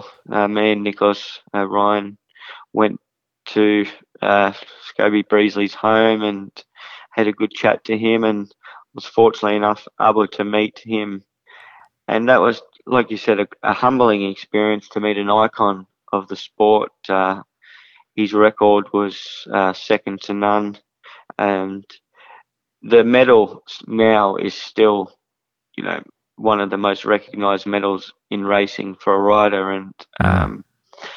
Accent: Kilmore, Victoria, Australia; my hometown of Kilmore

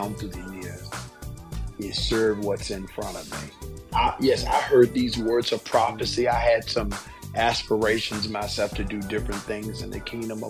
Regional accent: Gretna, Virginia, United States; also born or lived in Lynchburg, Virginia; I grew up in a Pentecostal church in a stoplight town called Gretna, Virginia

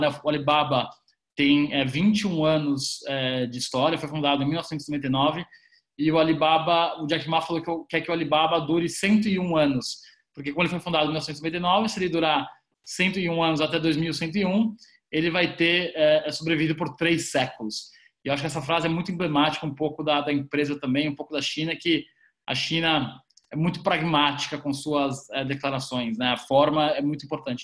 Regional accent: Brazil; a gente, enquanto brasileiros

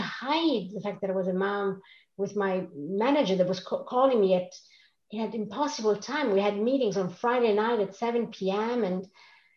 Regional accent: Rome, Lazio, Italy; English is a second language; moved away as an adult; also born or lived in Switzerland; now in Stockholm, Sweden; I grew up in Rome, in Italy, with an Italian family

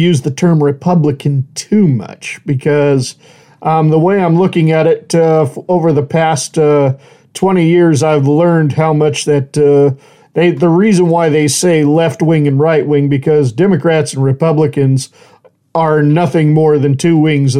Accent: United States; I mean, first and foremost, I'm an American, proud of my country, you know

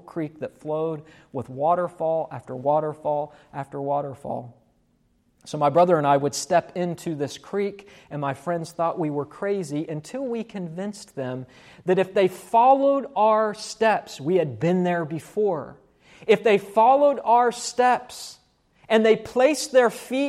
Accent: West Virginia, United States; born or raised there

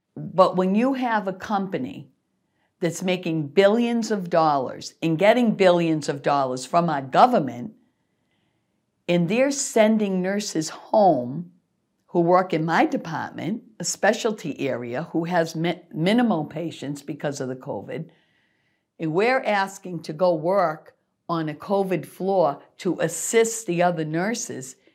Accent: Worcester, Massachusetts, United States; born or raised there

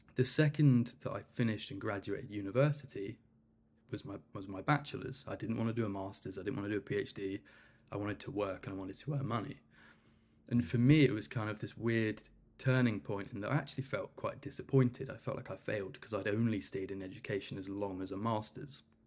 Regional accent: Cornwall, South West England, United Kingdom; I'm originally from Cornwall

